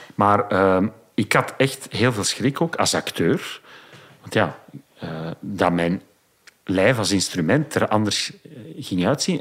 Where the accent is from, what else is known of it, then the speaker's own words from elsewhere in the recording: Dendermonde, Flanders, Belgium; in Dendermonde, mijn geboortestad